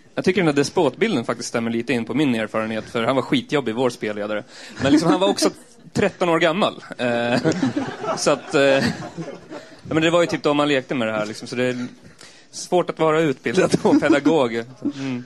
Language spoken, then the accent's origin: Swedish; Eskilstuna, Södermanland, Sweden; jag kommer från Eskilstuna